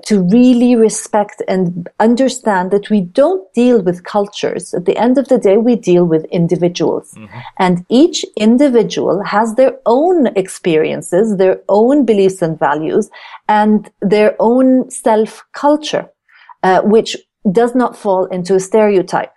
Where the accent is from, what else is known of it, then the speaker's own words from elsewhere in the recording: Kuwait; moved away; also born or lived in Jordan / United States / United Kingdom; I am a Jordanian. I was born in Jordan, but I then was raised in Kuwait